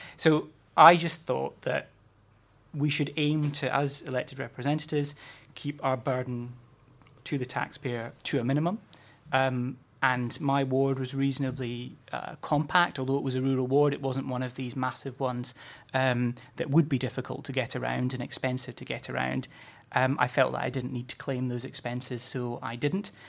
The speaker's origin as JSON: {"language": "English", "region": "Scotland", "country": "United Kingdom", "moved": "yes", "said": "as a Scot and someone who doesn't live too far or didn't live too far from Kirkcaldy"}